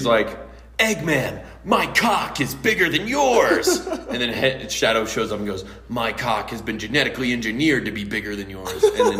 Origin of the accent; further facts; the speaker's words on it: northern Kentucky, United States; moved away; I'm from the upper part of Kentucky.